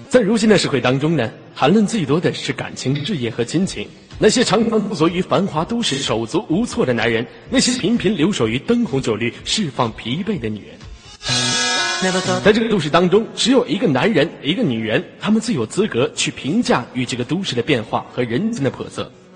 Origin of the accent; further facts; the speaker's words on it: Inner Mongolia, China; 我来自于非常美丽的内蒙古大草原